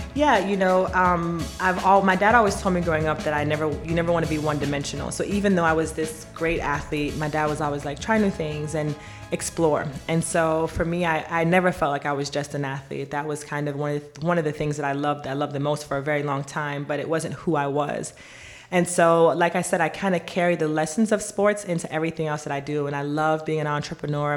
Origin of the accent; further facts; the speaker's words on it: Jamaica; moved away; I was born in Jamaica.